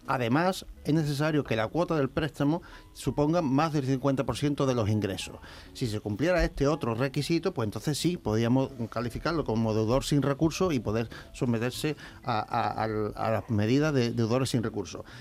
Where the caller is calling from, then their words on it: Granada, Andalusia, Spain; Buenos días